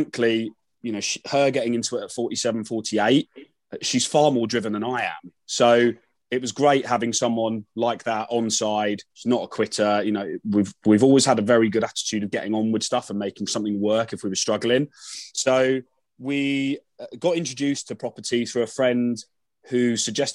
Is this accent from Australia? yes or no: no; London, United Kingdom; I am from London